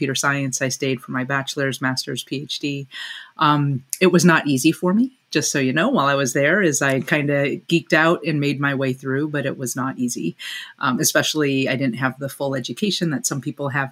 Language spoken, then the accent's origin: English; Batavia, New York, United States; moved away as an adult; I was born in Western New York, a small town called Batavia, New York, just out in between Buffalo and Rochester. As I grew up there